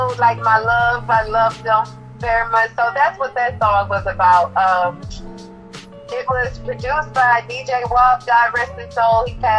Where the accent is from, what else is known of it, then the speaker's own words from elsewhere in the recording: Atlanta, Georgia, United States; also born or lived in Mobile, Alabama; I was born in Mobile, Alabama, but I was raised in Atlanta, Georgia, where I still reside.